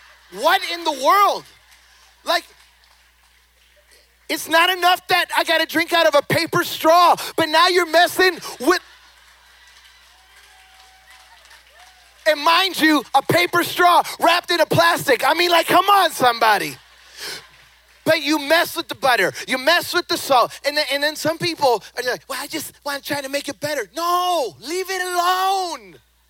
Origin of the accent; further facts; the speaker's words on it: Chicago, Illinois, United States; moved away; also born or lived in the South; I was born and raised in Chicago. Then I moved, White Sox. And then I moved to the South